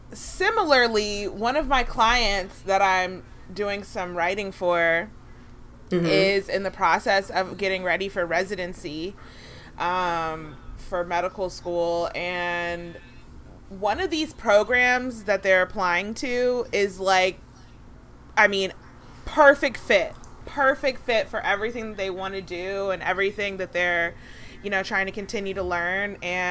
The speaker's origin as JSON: {"language": "English", "country": "United Kingdom", "said": "And also, I'm British, so, you know, I've completely become transnational, and I'm now from another country."}